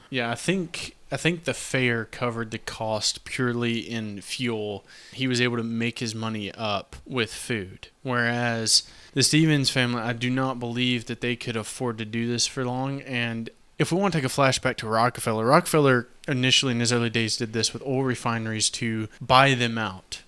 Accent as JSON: {"language": "English", "town": "Nashville", "region": "Tennessee", "country": "United States", "said": "I am locally from Nashville, Tennessee"}